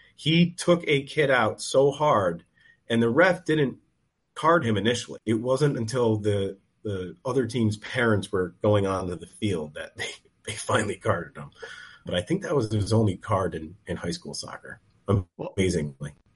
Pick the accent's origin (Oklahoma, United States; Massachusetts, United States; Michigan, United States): Massachusetts, United States; Western; we're from Western Mass